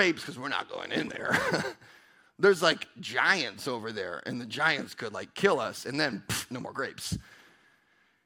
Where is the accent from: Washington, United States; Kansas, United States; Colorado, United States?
Washington, United States; Pasco; I'm from Pasco